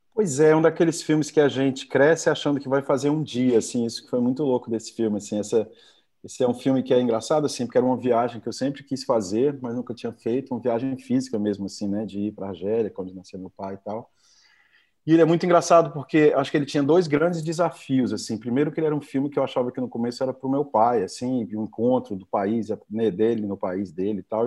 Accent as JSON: {"language": "Portuguese", "town": "Fortaleza", "region": "Ceará", "country": "Brazil", "tie": "born or raised there", "said": "Eu fui criado no, em Fortaleza"}